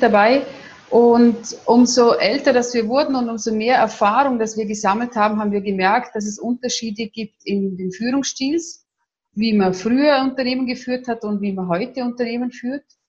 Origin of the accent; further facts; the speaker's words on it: Vorarlberg, Austria; accent: Vorarlberg dialect; Ich komme aus Österreich, aus dem schönen Vorarlberg, wie man auch meinem bisschen in meinem Dialekt anhört.